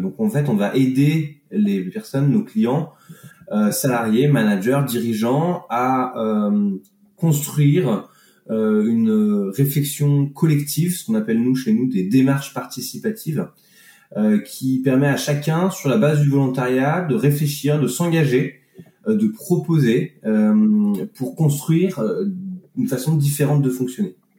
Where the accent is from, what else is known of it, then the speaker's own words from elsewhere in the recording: Annecy, Auvergne-Rhône-Alpes, France; moved away as an adult; also born or lived in Grenoble region; now in Grenoble, France; je suis originaire d'Annecy, des montagnes